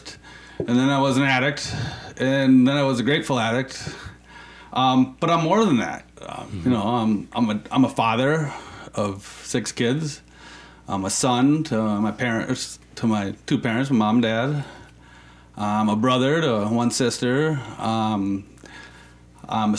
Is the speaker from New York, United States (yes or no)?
no; Anoka, Minnesota, United States; also born or lived in California; I'm from Minnesota, and I've really never left